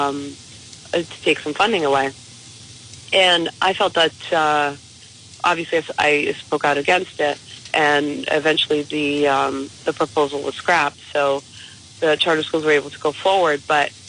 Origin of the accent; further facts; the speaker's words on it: East Providence, Rhode Island, United States; moved away as an adult; now in North Smithfield, United States; I grew up in East Providence, and I love East Providence